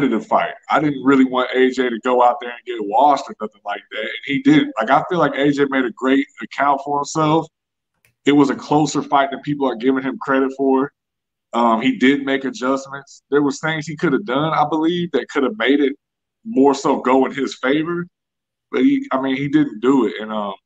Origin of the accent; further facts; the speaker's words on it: Killeen, Texas, United States; also born or lived in St. Louis, Missouri, United States; now in Houston, United States; I've lived in Killeen almost my whole life